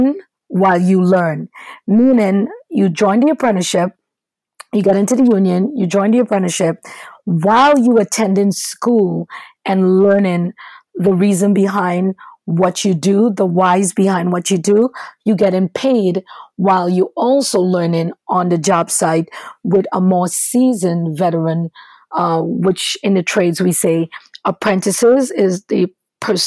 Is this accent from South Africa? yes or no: no; Trinidad & Tobago; moved away as an adult; now in United States; originally, my education started in Trinidad and Tobago. I'm from the Caribbean